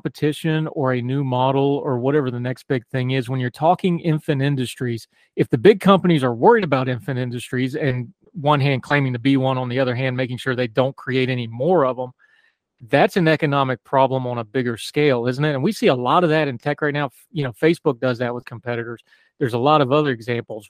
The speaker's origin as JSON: {"language": "English", "region": "West Virginia", "country": "United States", "said": "a West Virginian"}